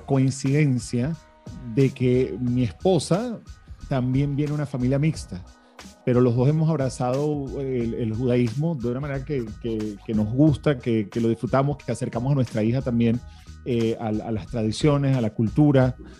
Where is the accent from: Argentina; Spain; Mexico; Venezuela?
Venezuela; also born or lived in Miami, United States; now in United States; se establecieron en Venezuela, donde yo nací y me crié. Y bueno, hace 20 años vine a Estados Unidos